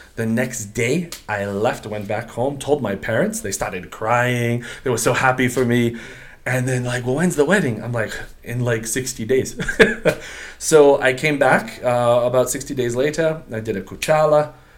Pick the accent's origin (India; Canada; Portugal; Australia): Portugal; English is a second language; also born or lived in United States; I'm a Portuguese. I'm Portuguese, but I'm not related to Ronaldo.